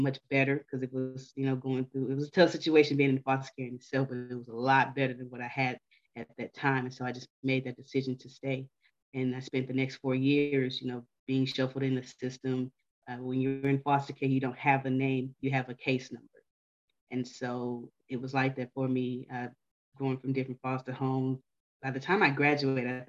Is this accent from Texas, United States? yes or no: yes; Houston, Texas, United States; I'm from Houston